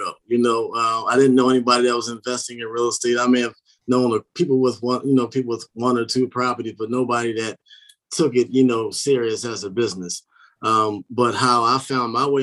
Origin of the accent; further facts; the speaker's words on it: Philadelphia, Pennsylvania, United States; moved away as an adult; now in Maryland, United States; I'm from Philadelphia originally